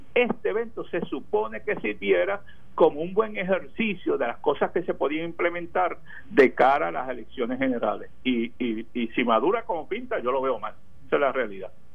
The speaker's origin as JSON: {"language": "Spanish", "town": "Ceiba", "country": "Puerto Rico", "said": "mi pueblo de Ceiba"}